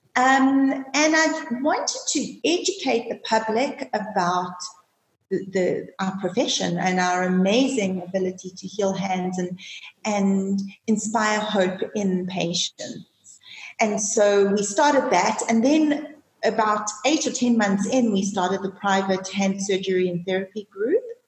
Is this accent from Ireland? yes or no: no; South Africa; also born or lived in Johannesburg, South Africa / London, United Kingdom; being South African